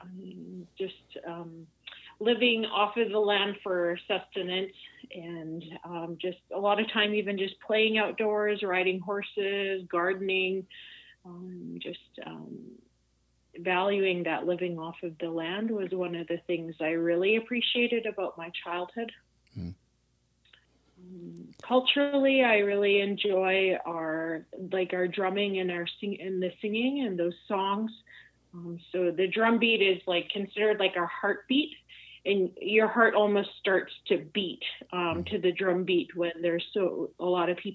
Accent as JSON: {"language": "English", "area": "Lil'wat Nation, near Whistler", "region": "British Columbia", "country": "Canada", "tie": "born or raised there", "said": "on my mom's side, I'm from the Iliatwat Nation, which is part of the Shlatlium, like a larger dialect of people. Old categories would call us Interior Salish."}